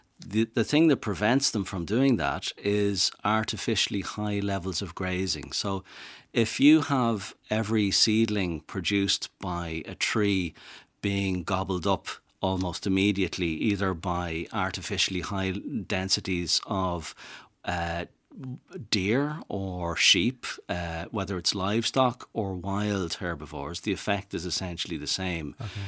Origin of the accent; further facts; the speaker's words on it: Dublin, Leinster, Ireland; also born or lived in Italy; I knew that I'm from Dublin, as you can tell from my accent, but I knew that I was going to want to move somewhere down to the west.